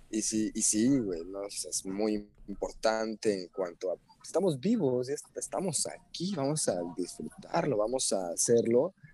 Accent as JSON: {"language": "Spanish", "country": "Mexico", "said": "Y ah, bueno, aquí somos mexicanos, pero no, tú eres gringo, tú eres chino."}